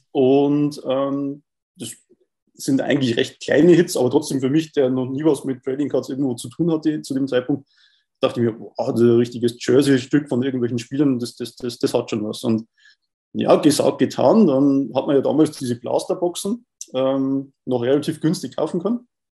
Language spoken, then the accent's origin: German; Bavaria, Germany; bei uns in Bayern